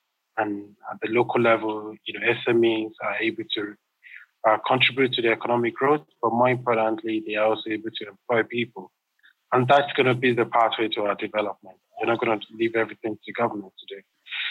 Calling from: Nairobi, Kenya; I'm calling from Nairobi in Kenya.

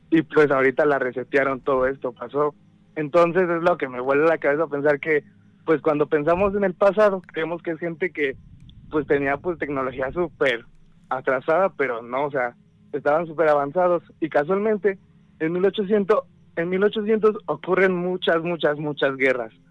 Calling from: State of Mexico, Mexico; De aquí del Estado de México.

